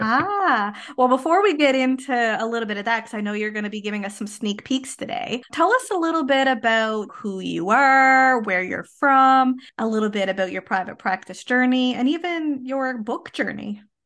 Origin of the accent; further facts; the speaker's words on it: Canada; I am a Canadian social worker